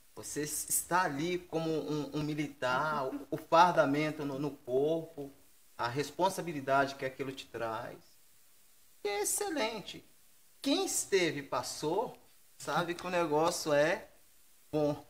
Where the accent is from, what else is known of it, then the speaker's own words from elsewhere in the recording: Minas Gerais, Brazil; also born or lived in Rio de Janeiro; now in São Paulo, Brazil; meu sonho era voltar para Minas